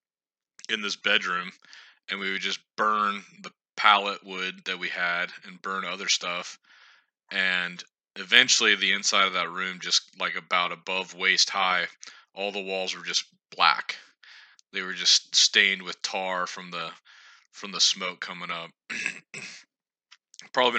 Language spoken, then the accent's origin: English; Indiana, United States; moved away; my home state of Indiana